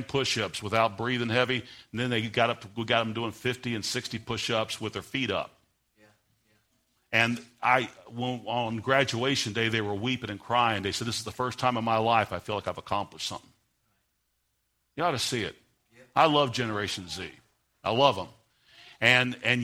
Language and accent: English; United States; I'm an American